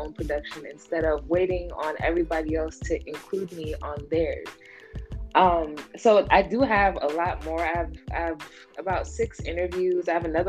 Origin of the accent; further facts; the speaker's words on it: the Poconos, Pennsylvania, United States; moved away as an adult; also born or lived in New York / Los Angeles; now in Philadelphia, United States; I was born in New York, raised in the Poconos, came to Philly for college, and then I was in Los Angeles for about 10 years, and now I'm back in Philly